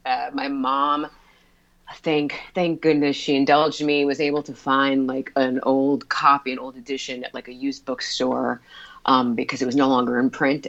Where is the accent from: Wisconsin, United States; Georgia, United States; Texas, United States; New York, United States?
New York, United States; East Meadow; I grew up on Long Island, um, uh, in East Meadow